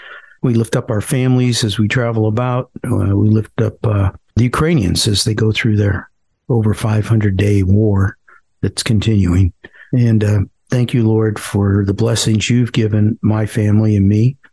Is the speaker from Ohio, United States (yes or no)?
yes; Parma, Ohio, United States; now in North Carolina, United States; I grew up in a suburb of Cleveland called Parma.